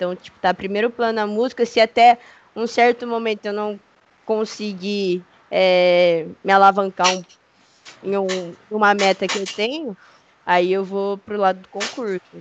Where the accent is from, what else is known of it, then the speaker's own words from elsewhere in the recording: Maringá, Paraná, Brazil; also born or lived in Londrina / Campinas; Mano, já cheguei a morar em Londrina e Campinas só, por um tempo. Tem uns rolê por Campinas, mas, meu, gosto muito de Maringá, acho que não sairia daqui.